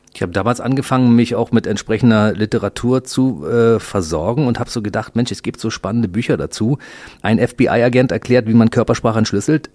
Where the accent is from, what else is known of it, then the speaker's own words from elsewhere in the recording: Berlin, Germany; Wir sind beide Berliner, ne? Du bist im Westen aufgewachsen, ich im Ostteil.